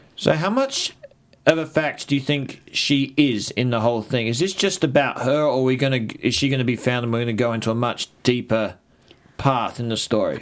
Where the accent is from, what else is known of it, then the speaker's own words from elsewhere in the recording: Australia; I'm an Australian.